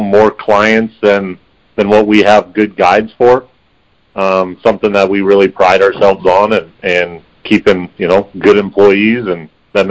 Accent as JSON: {"language": "English", "town": "Prescott", "region": "Arizona", "country": "United States", "tie": "born or raised there", "said": "Both born and raised in Prescott, Arizona, and been, you know, hunting most our lives"}